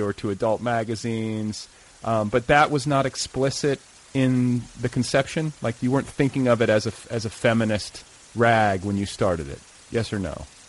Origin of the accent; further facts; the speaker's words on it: Milwaukee, Wisconsin, United States; I grew up in Milwaukee.